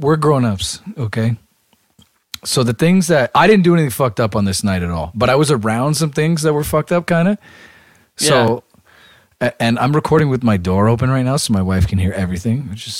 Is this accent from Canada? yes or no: yes; Toronto, Ontario, Canada; because I said I was from Toronto.